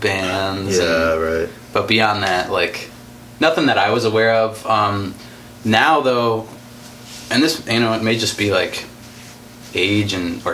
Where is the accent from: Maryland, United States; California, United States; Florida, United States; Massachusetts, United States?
Maryland, United States; Frederick; moved away as an adult; also born or lived in Minneapolis; now in Milwaukee, United States; I'm from Frederick, Maryland